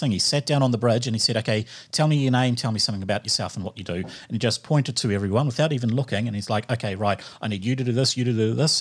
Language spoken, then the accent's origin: English; New Zealand; I'm Kiwi through and through